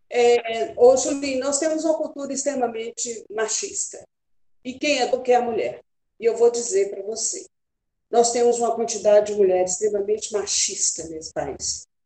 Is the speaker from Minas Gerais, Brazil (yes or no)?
yes; Minas Gerais, Brazil; É, eu sou bem mineira, né? E adoro é Apaixonada é por Minas.